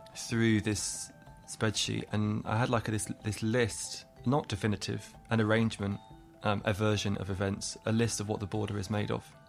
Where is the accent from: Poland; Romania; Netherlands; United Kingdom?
United Kingdom; England; accent: English; now in Ireland; My family are Irish. I grew up in England. I have an English accent.